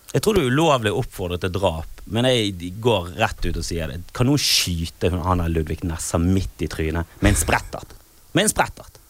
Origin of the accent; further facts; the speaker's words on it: Bergen, Vestland, Norway; der jeg kommer fra, ute i Fana